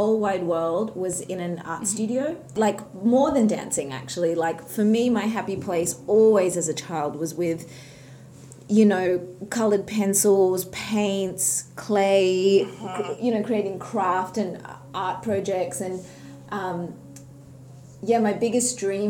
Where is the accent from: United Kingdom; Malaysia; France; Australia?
Australia; born or raised there; also born or lived in Sharjah, United Arab Emirates